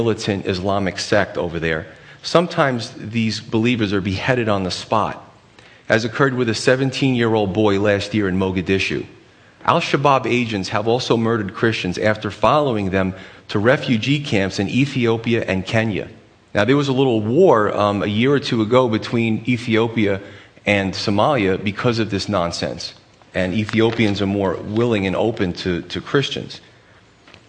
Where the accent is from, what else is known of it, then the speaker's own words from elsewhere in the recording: United States; We demand it as Americans